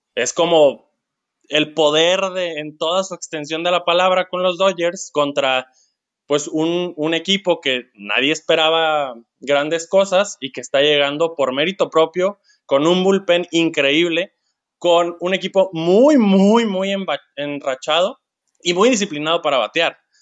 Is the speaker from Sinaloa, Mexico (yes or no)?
yes; Culiacán, Sinaloa, Mexico; soy de Culiacán